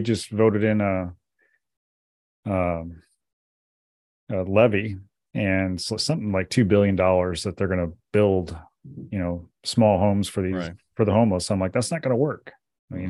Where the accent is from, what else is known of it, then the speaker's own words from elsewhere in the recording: South Dakota, United States; I grew up in South Dakota